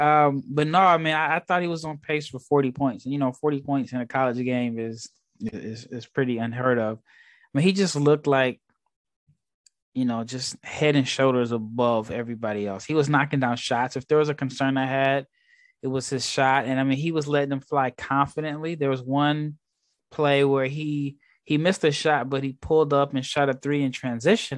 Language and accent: English; Nebraska, United States; also born or lived in Texas; now in Barcelona, Spain; I'm from Nebraska, born and raised